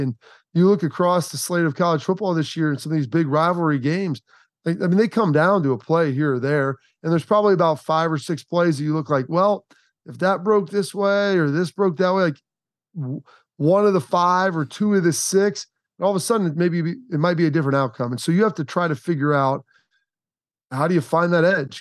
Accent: Columbus, Ohio, United States; I'm from Columbus, Ohio

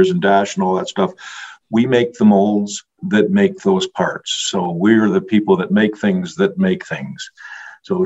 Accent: Canada; I'm a Canadian shipping into the U.S.

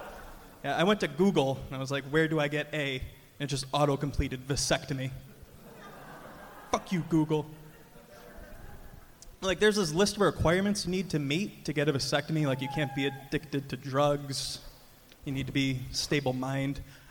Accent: Chicago, Illinois, United States; I'm from Chicago.

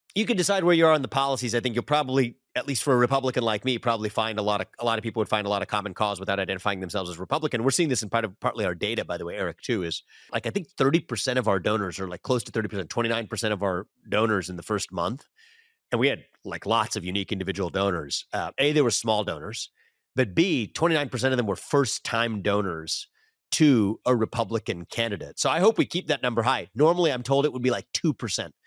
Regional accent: West Chester, Ohio, United States; where I grew up in Westchester, Ohio

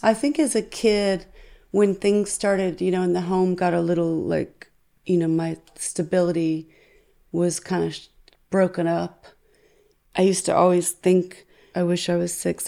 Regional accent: United States; as an American

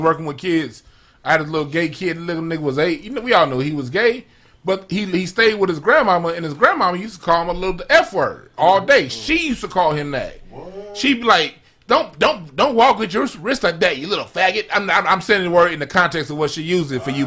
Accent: Los Angeles, California, United States; I grew up in South Central

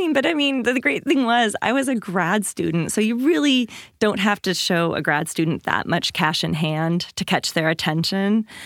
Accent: Washington, United States; I grew up in Washington State, in a small town, like five hundred people, fishermen and loggers

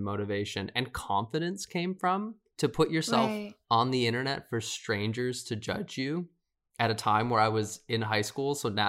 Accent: Midwest, United States; now in Los Angeles, United States; I was from the Midwest too, so no one had a fashion sense.

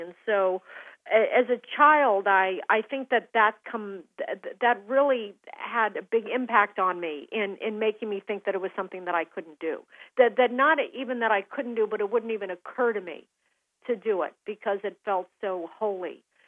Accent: Aspen, Colorado, United States; now in Seattle, United States; growing up in Aspen

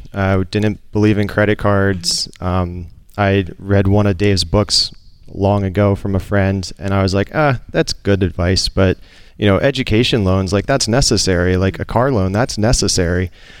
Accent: Pennsylvania, United States; Outside Philadelphia.

